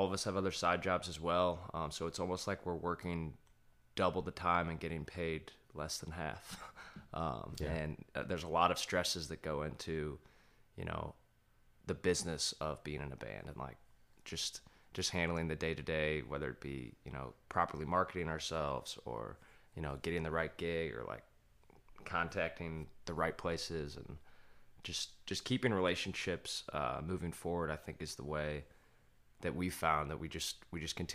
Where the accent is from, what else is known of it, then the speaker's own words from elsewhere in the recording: St. Louis, Missouri, United States; moved away; I'm from St. Louis